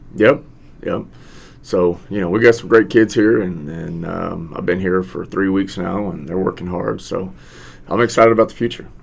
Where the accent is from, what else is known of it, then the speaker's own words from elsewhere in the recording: Victoria, Texas, United States; moved away as an adult; also born or lived in Houston, Texas / San Marcos, Texas / San Antonio, Texas; I'm originally from Victoria. I graduated from Victoria High